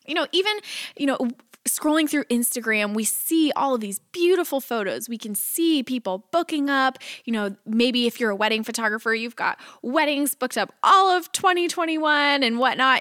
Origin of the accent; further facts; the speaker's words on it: Texas, United States; moved away as an adult; now in Nashville, United States; I was leaving my hometown in Texas